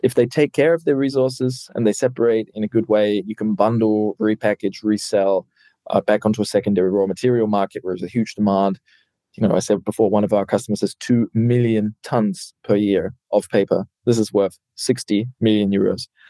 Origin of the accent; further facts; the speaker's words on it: New Zealand; now in Germany; I come from New Zealand, living in Germany